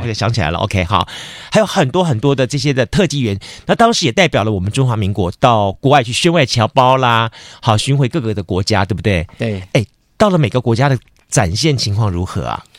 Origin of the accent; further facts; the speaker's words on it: Taiwan; 我们台湾人的视野